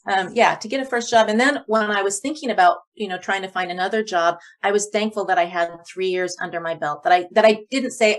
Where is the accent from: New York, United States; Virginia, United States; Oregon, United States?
Oregon, United States; Eugene; moved away as an adult; also born or lived in Loma Linda / Portland; I got a job in Eugene, in my hometown area